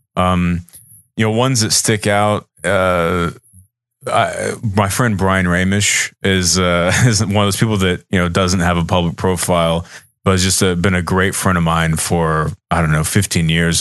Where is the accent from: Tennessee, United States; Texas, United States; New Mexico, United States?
Texas, United States; Austin; I'm from Texas. I'm from Austin